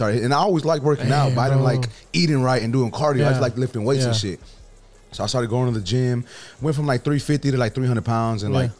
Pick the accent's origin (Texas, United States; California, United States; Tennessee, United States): Texas, United States; Houston; I'm not from the hood in the east side. I'm from Wood Forest.